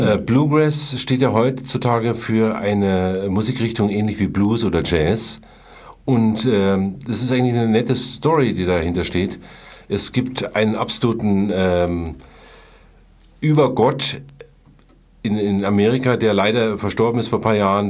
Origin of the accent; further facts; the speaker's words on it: Munich, Bavaria, Germany; also born or lived in Hesse; ich bin hier quasi äh, dann in die Schule gegangen